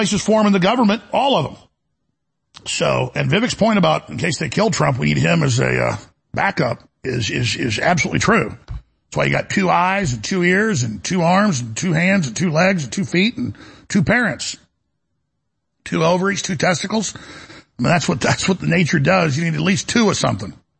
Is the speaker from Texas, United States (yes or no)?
yes; Dallas, Texas, United States; growing up in Dallas